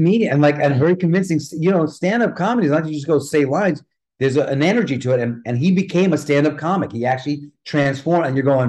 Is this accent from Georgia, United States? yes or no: no; California, United States; also born or lived in Bronx, New York; I was born in the Bronx, but we moved out when I was 8. So I'm a California kid